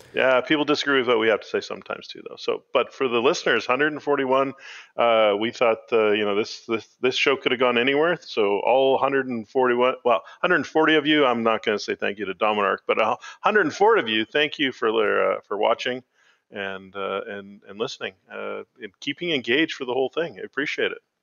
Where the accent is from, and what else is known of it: Canada